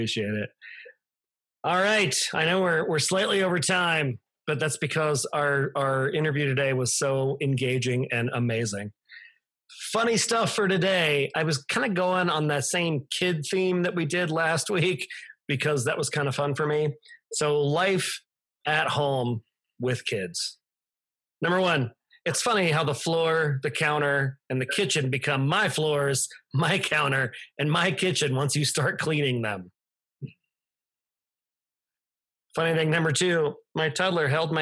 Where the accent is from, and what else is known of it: Manassas, Virginia, United States; born or raised there; now in Colorado, United States